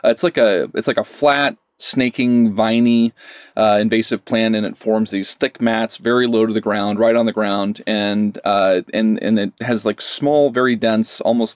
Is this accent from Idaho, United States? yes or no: yes; Pocatello, Idaho, United States; I grew up in Southeast Idaho, Pocatello, and Moab was a place that we often went to for vacations.